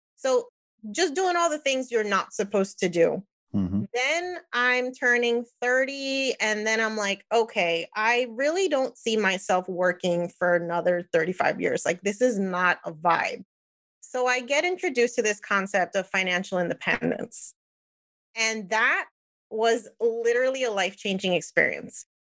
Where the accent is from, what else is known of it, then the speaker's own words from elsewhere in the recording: New Jersey, United States; moved away as an adult; now in Florida, United States; I'm Puerto Rican, born and raised in New Jersey, now in Florida